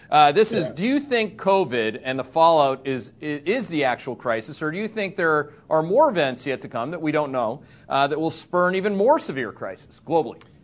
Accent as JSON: {"language": "English", "country": "Canada", "moved": "yes", "lives_now": "Connecticut, United States", "said": "I'm a Canadian green card holder"}